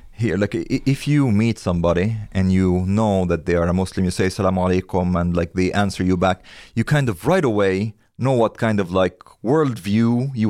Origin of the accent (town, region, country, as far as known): India; born or raised there; moved away